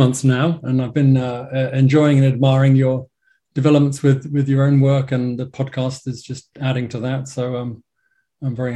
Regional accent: England, United Kingdom; accent: English; moved away as an adult; now in Los Angeles, United States; as you may hear from my English accent, I'm based in LA. I've been in LA for the last, I don't know, like 17 years or so.

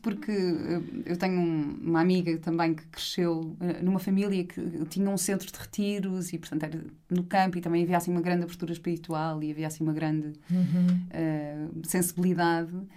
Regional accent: Cascais, Lisbon, Portugal; eu nasci, eh, eu cresci em Cascais

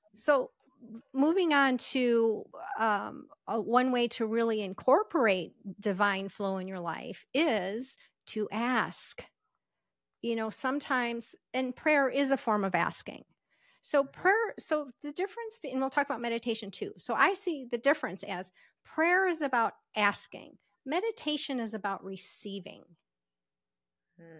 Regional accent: Las Vegas, Nevada, United States; I'm from Las Vegas

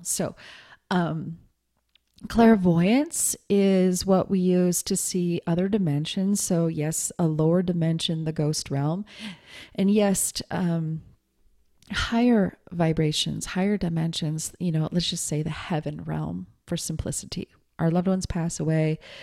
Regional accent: Montana, United States; growing up in Montana

